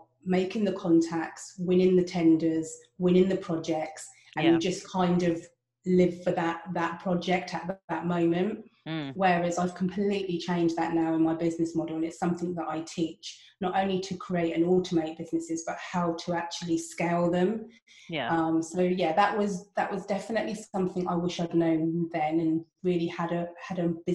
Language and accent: English; United Kingdom; first language English; moved away; being British and only being able to speak English